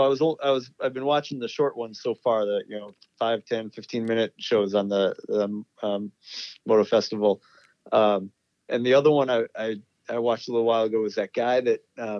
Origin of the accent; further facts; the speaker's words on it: Springfield, Massachusetts, United States; Because I was born in Springfield, Massachusetts also.